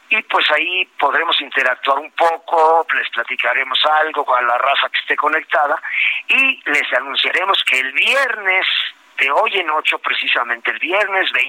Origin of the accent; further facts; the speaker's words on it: Puebla, Mexico; moved away; pues yo soy de allá de la Bella República, de los camots y los borrachitos